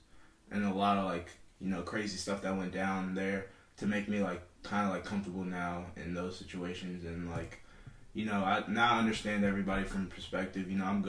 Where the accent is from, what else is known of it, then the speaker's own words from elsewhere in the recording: Northern Kentucky, United States; also born or lived in Nouakchott, Mauritania / Chicago; I grew up in Northern Kentucky. I played football there. I went to high school in Boone County High School